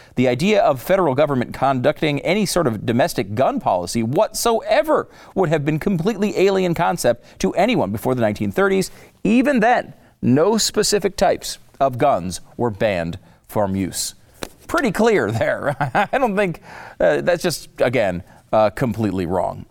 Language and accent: English; Connecticut, United States; I grew up in Connecticut